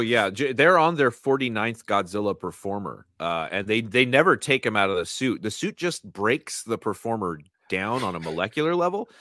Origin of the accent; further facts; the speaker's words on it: United States; as an American